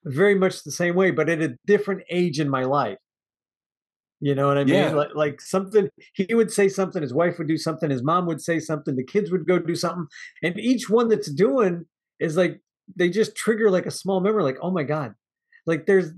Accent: Midwest, United States; I grew up in the Midwest

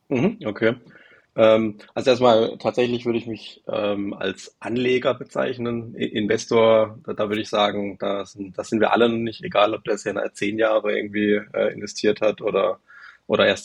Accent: Baden-Württemberg, Germany; Ich äh, bin 35. Ähm, ich komme aus der Nähe von Karlsruhe, ein bisschen südlicher davon.

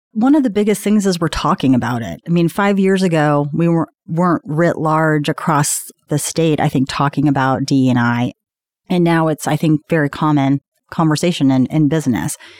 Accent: Indianapolis, Indiana, United States; moved away as an adult; also born or lived in Washington, D.C.; I'm from Indianapolis

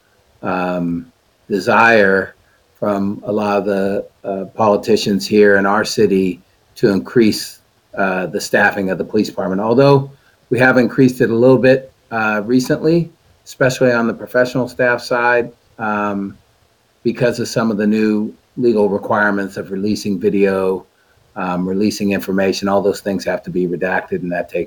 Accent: Sacramento, California, United States; I was born and raised here. I've lived here my whole life

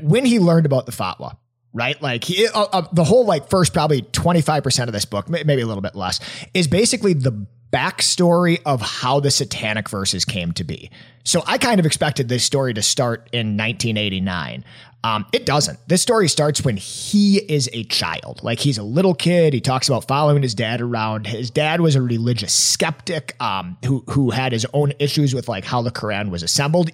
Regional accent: Appleton, Wisconsin, United States; my hometown at little old Appleton, Wisconsin

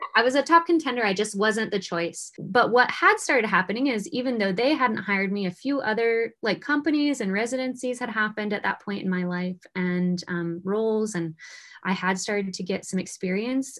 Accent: Pocatello, Idaho, United States; moved away as an adult; also born or lived in Houston, Texas; I'm from Pocatello, Idaho

